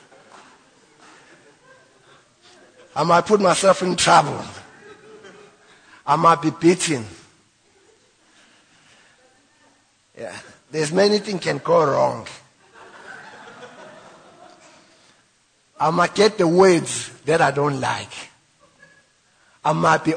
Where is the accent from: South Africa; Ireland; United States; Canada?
South Africa; Witbank, Mpumalanga; I'm from White Bank.